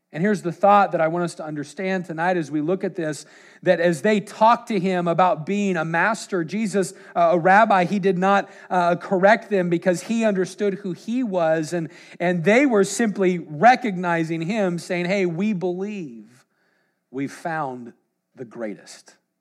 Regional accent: Washington, United States; We're from the opposite side, Washington State

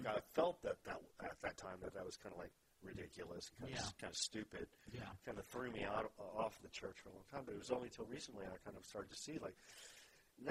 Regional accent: Texas, United States; I grew up in Texas

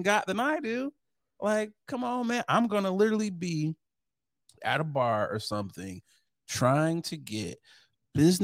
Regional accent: Michigan, United States; moved away; also born or lived in Chicago / Detroit; I'm from Michigan. I've lived in Chicago

